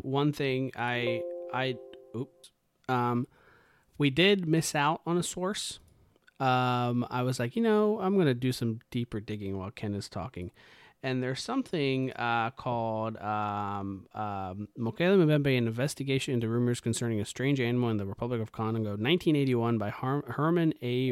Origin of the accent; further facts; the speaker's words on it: India; I'm Indian, right? I was raised in a, a, you know, a particular way